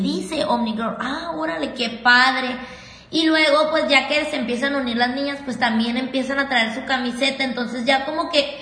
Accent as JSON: {"language": "Spanish", "town": "Mexicali", "region": "Baja California", "country": "Mexico", "said": "de Mexicali"}